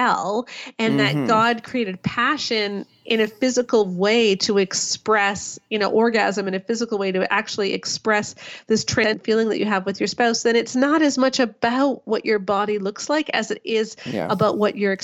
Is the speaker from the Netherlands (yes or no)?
no; Canada; I'm Canadian